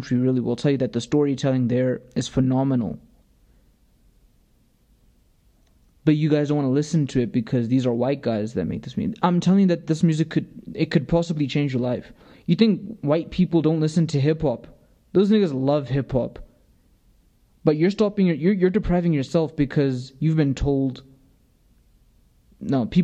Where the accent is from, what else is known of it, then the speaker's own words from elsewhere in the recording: the South, United States; I was born in America